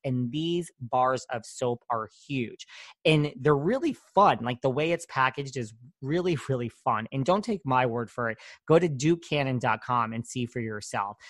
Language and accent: English; New York, United States; I'm from New York